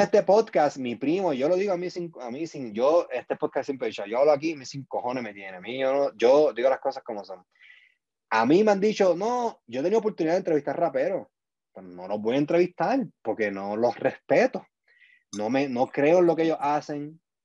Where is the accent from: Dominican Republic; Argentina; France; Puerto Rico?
Puerto Rico; moved away as an adult; now in United States; yo me fui de Puerto Rico el 2014